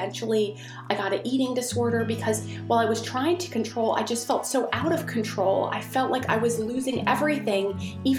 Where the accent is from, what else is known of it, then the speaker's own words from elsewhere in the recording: Maryland, United States; I grew up in Maryland, and we were in a suburb of Washington, D.C.